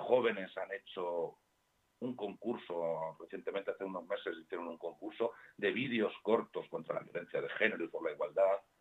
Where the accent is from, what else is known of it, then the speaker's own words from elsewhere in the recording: Community of Madrid, Spain; los que estamos al sur de Parla, que estamos al sur del sur, somos madrileños de tercera